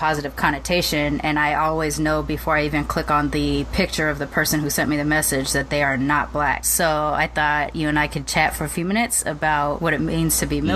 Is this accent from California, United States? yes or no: yes; Long Beach, California, United States; I was growing up in Long Beach